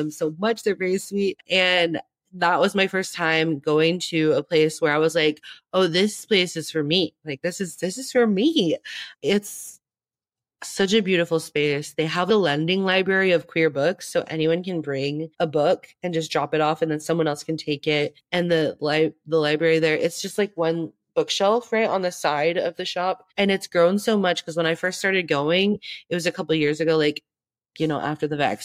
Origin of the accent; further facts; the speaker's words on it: Tempe, Arizona, United States; I grew up in Tempe. I live in Tempe still. All my family lives here. I've been here my whole life